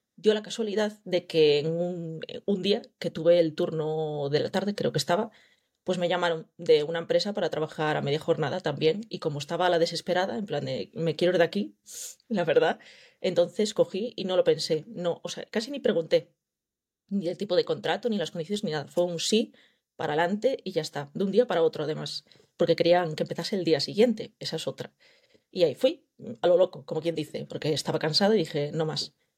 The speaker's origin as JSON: {"language": "Spanish", "town": "Vigo", "region": "Galicia", "country": "Spain", "tie": "born or raised there", "said": "vengo de Galicia, llevo viviendo toda la vida aquí"}